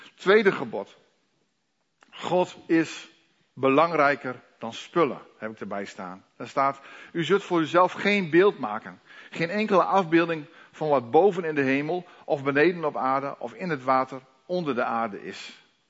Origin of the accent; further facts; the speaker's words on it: Netherlands; Wij als Nederlanders